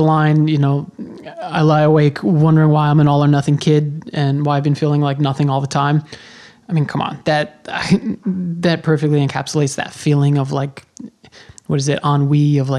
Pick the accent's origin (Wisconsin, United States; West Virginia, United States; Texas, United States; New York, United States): New York, United States; Long Island; I was born on Long Island, and that's where I started going to shows